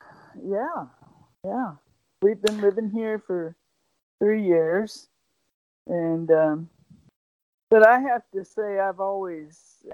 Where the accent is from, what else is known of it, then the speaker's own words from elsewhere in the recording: West Virginia, United States; I didn't have the most easy life growing up, especially in growing up in West Virginia and in the mountains in the 50s and 60s